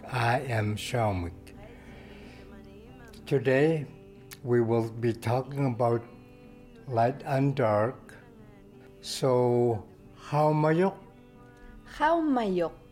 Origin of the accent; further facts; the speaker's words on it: Inukjuak, Quebec, Canada; Just so that you know, we're from Inukjuak, Nunavik, so it will be language best used around us.